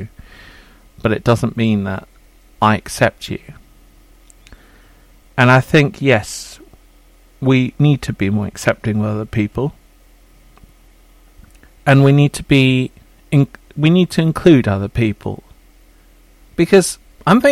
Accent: England, United Kingdom; I'm quite English.

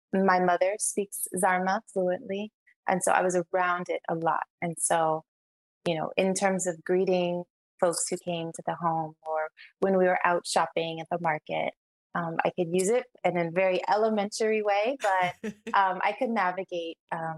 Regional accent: Kinshasa, DR Congo; born there; But I was born in Kinshasa, Zaire. My family is from Brazzaville, Congo. Zaire is now Democratic Republic of Congo, DRC.

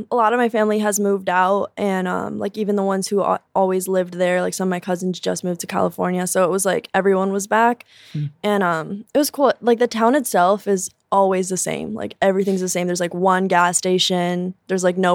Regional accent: Durango, Mexico; I'm from Durango and like the the symbol there is like a scorpion and I got it tattooed and they were like, "Oh my god, is that for like Durango?"

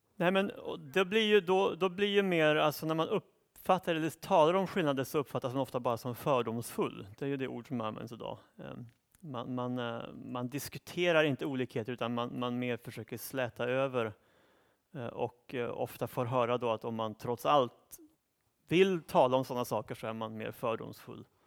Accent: Uppsala, Uppsala County, Sweden; i min hemstad Uppsala

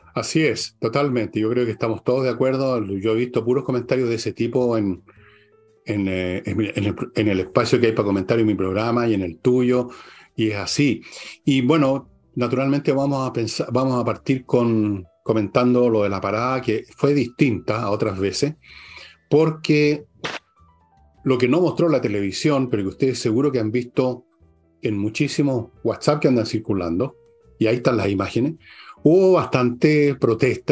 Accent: Chile; Nacimos en Chile, nos casamos en Chile, amamos en Chile, tenemos hijos en Chile, nos educamos

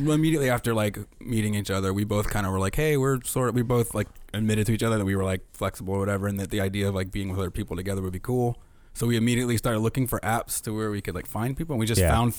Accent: Louisiana, United States; moved away as an adult; I'm from Louisiana originally. Mm-hmm. Moved here 2 years ago with my wife.

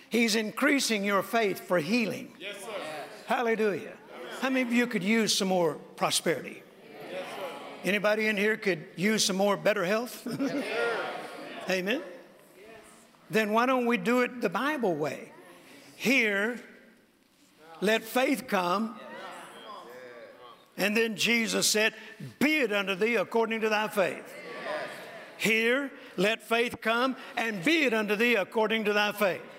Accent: Mississippi, United States; when I was growing up, particularly when I was born in Mississippi on a farm in a very rural area

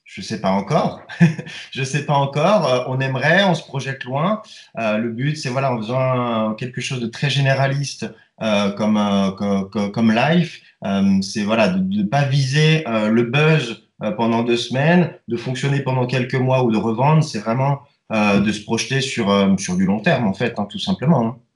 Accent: Switzerland; chez nous en Suisse

